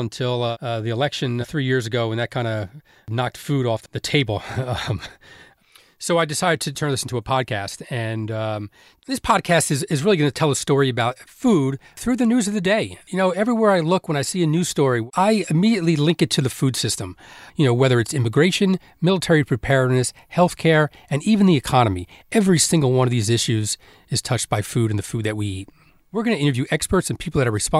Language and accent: English; Elizabeth, New Jersey, United States; I grew up in Elizabeth, New Jersey.